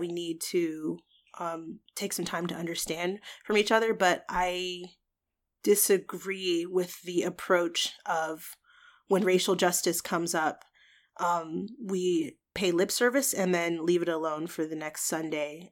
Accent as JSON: {"language": "English", "region": "Georgia", "country": "United States", "tie": "born or raised there", "moved": "as an adult", "lives_now": "Washington, D.C. area, United States", "said": "I'm from Georgia. I'm born and raised, uh, the only time I've not lived in the state of Georgia was in the past two years when I moved to, um, the D C area"}